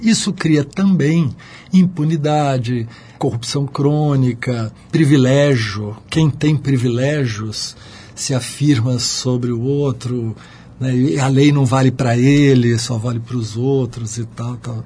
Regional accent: São Vicente, São Paulo, Brazil; eu nasci em São Vicente, ali colado em Santos, e a, o meu colégio ficava na frente da praia

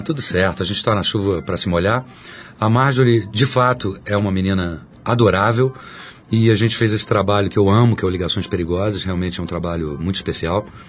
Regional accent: São Paulo, Brazil; also born or lived in Minas Gerais; eu sou mineiro, criado em São Paulo

